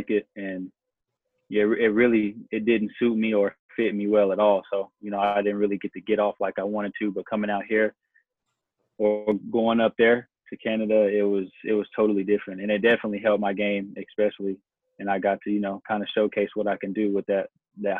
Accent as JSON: {"language": "English", "town": "Amarillo", "region": "Texas", "country": "United States", "said": "here in Texas, like we just a little bit more gritty"}